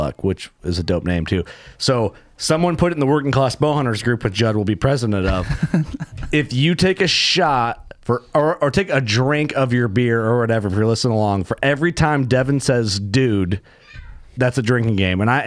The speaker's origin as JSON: {"language": "English", "region": "Illinois", "country": "United States", "tie": "born or raised there", "said": "I grew up here hunting in Illinois, I had a camp"}